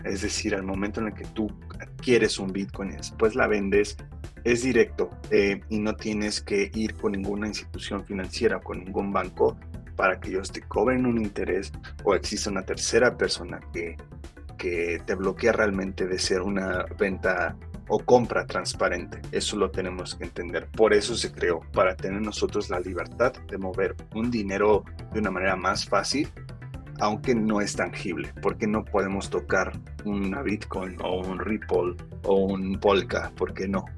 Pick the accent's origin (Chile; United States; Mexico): United States; Los Angeles, California; moved away; yo crecí en Los Ángeles y en mi primaria me acuerdo mucho